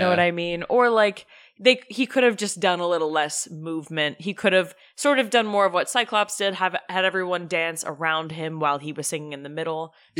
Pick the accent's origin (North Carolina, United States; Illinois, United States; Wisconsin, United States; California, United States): North Carolina, United States; Concord; Jackson, well, I grew up in Concord, North Carolina.